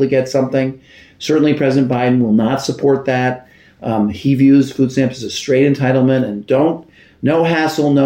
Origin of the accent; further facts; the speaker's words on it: New York City, New York, United States; also born or lived in Washington, D.C.; I'm a Brooklyn boy. I grew up in Brooklyn